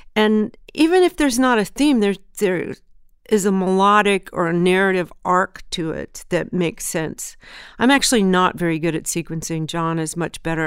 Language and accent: English; Southern California, United States; also born or lived in Memphis, Tennessee; I was born in Memphis. We moved to, um, Southern California when I was three, and I was raised in Southern California